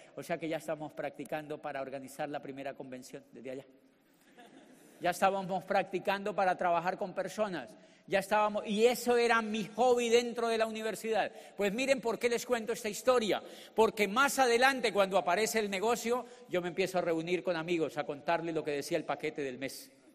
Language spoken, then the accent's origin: Spanish; Colombia; born or raised there; moved away as an adult; also born or lived in Neiva, Colombia / Popayán, Colombia / Spain